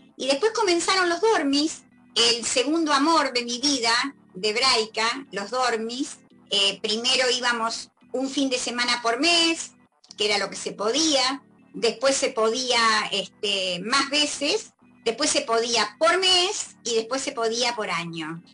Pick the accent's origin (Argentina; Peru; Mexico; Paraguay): Argentina; Entre Ríos; now in Buenos Aires, Argentina; yo no soy porteña, por eso se nota, ¿no? Soy entrerriana